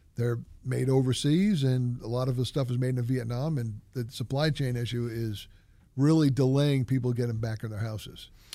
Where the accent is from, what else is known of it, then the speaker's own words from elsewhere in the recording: New England, United States; moved away; I grew up in New England when some of the houses are two hundred, two hundred and twenty years old